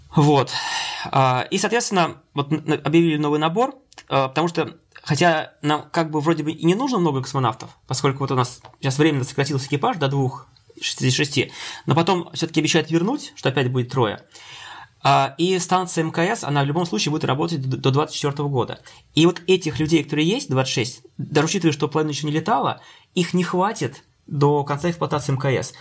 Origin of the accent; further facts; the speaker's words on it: Penza, Penza Oblast, Russia; я учился в родном городе, Пенза, э, в технологическом институте местном